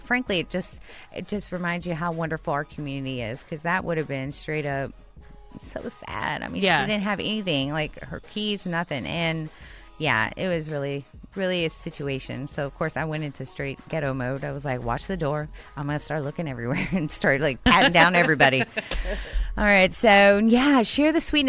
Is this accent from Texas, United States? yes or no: yes; Houston, Texas, United States; I'm from Houston.